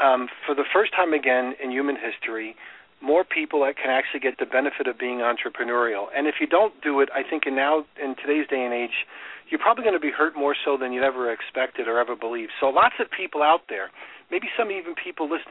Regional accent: New York, United States; moved away as an adult; also born or lived in Chicago; now in Florida, United States; I grew up in New York

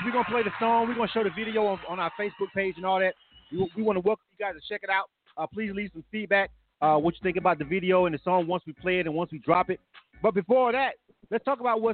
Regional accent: Panama City, Florida, United States; moved away as an adult; now in Atlanta, United States; I'm born and raised in Panama City. So that's my hometown

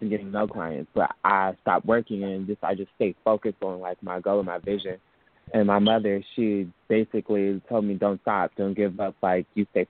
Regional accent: Detroit, Michigan, United States; moved away as an adult; now in Atlanta, United States; I'm from Detroit, Michigan. I came down to Atlanta, Georgia for school.

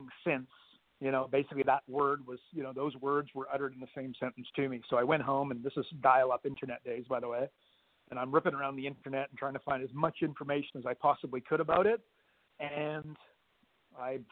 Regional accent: Canada; moved away as an adult; also born or lived in Australia; I'm Canadian

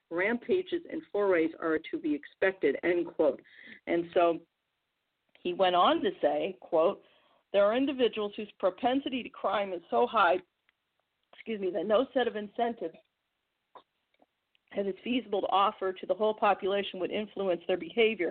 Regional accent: Missouri, United States; my home state of Missouri is like 95% white.

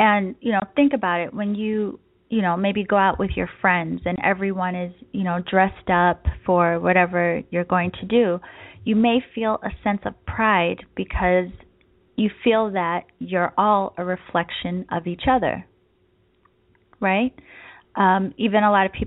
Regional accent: East Coast, United States; now in San Diego, United States; I am from the East Coast, but now I live in San Diego

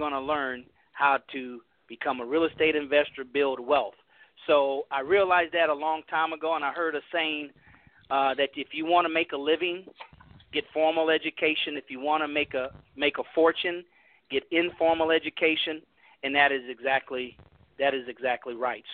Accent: California, United States; moved away as an adult; also born or lived in San Francisco / Houston, Texas; I grew up middle class black in California, integrated.

